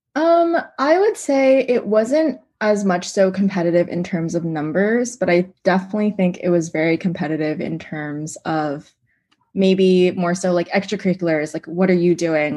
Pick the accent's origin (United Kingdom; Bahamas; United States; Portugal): United States; Seattle, Washington; moved away; I'm originally from Seattle